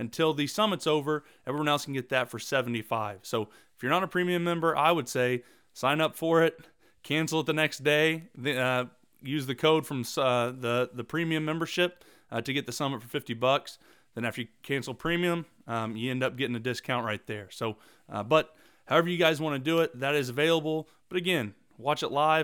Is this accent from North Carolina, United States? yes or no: no; Oklahoma, United States; I'm from Oklahoma